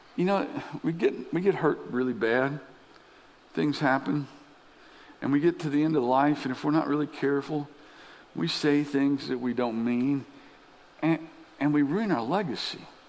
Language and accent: English; Lexington, Kentucky, United States; I grew up in Lexington as a kid